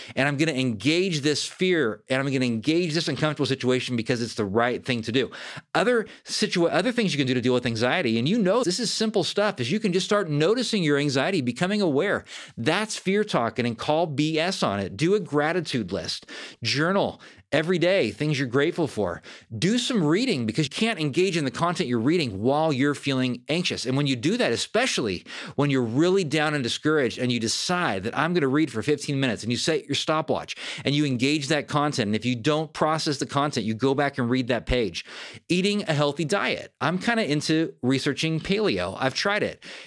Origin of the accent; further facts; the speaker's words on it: Fair Oaks, California, United States; I grew up in Northern California, about thirty miles from Sacramento in Fair Oaks, California